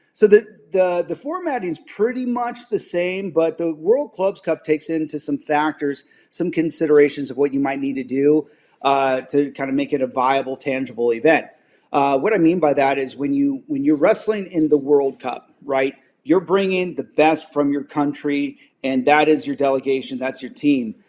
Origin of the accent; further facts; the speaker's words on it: Spokane, Washington, United States; my hometown Spokane